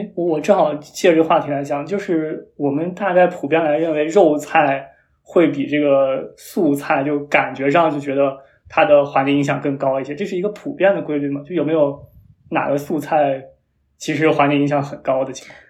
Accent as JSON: {"language": "Chinese", "region": "Shanxi", "country": "China", "moved": "yes", "said": "我是一个山西人"}